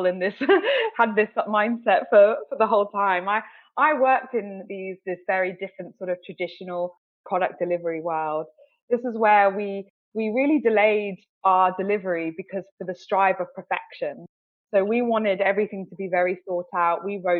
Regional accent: the West Country, near Bath, South West England, United Kingdom; moved away as an adult; now in London, United Kingdom; I grew up in the West Country, down near Bath, very idyllic, very beautiful

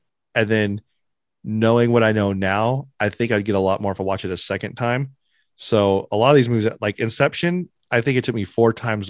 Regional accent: Sacramento, California, United States; I'm from Sacktown, baby.

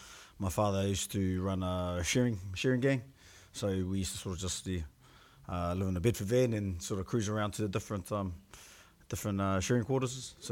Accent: Gisborne, New Zealand; I come from Gisborne, or my father … mother is … She used to be a Westrup. My mother's from Gisborne itself, Gisborne, and strong connections to Mahia

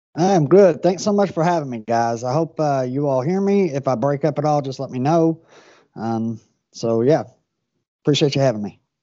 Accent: Louisville, Kentucky, United States; So I grew up in Louisville

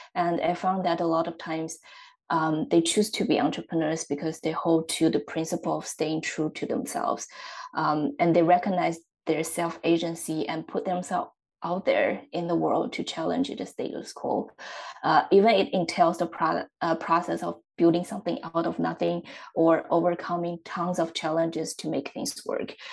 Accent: Xiaogan, Hubei, China; moved away; I'm originally from China, uh, and my hometown is in the central part of the country. Uh, the city is called Xiaogan

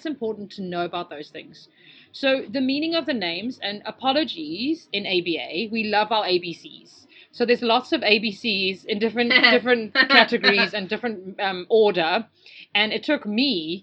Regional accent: South Africa; accent: South African; moved away; also born or lived in England; I sound more South African, which is fine because I am South African.

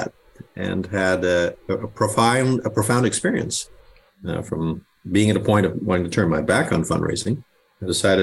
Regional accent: Illinois, United States; moved away; Grew up in the first part of my life was in Illinois. So mom and dad were immigrants.

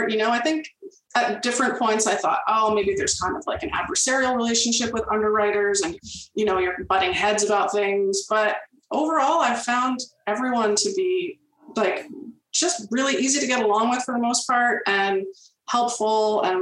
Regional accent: Toronto, Ontario, Canada; now in Peterborough, Canada; I'm from Toronto originally. My family moved to the Peterborough area when I was in my early double digits. And I've been here mostly ever since

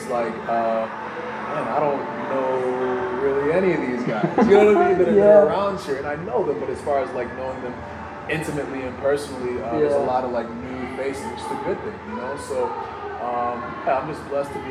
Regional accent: Massachusetts, United States; Ivar and I actually, we're from Massachusetts

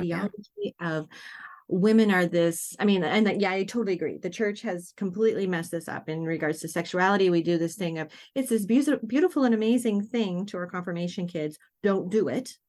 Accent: Dawson Creek, British Columbia, Canada; now in Mukilteo, United States; I was born in Dawson Creek, B C, which is mile zero

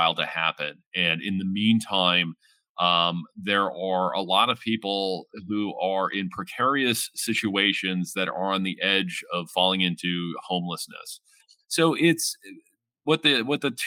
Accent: London, Ontario, Canada; I grew up in the Hamilton and Gore area out in the East End

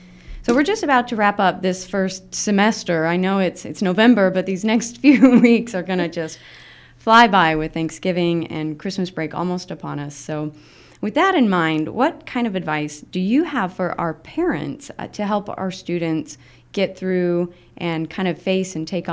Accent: Utah, United States; also born or lived in Illinois; I'm from Utah, and then I lived in Illinois, so the soda and pop thing.

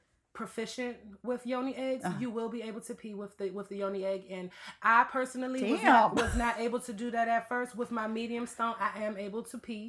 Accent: Washington, District of Columbia, United States; moved away as an adult; now in Los Angeles, United States; I did not grow up in Los Angeles. I grew up in Washington, D.C. So I just recently moved to Los Angeles

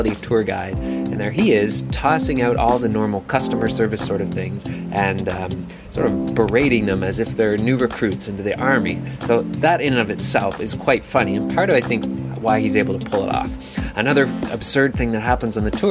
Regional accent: Canada; as a Canadian, it's an important part of my culture to make fun of Americans

